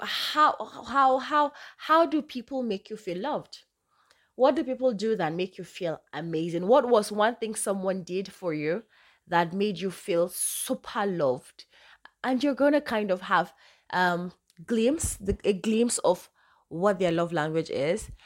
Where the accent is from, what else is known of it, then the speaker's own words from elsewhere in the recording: Northern Nigeria, Nigeria; I'm Nigerian, I'm from the north, I speak Hausa fluently